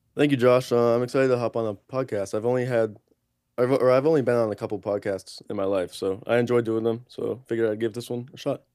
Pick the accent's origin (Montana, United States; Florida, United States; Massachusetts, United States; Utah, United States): Massachusetts, United States; Boston; I'm from Boston, Massachusetts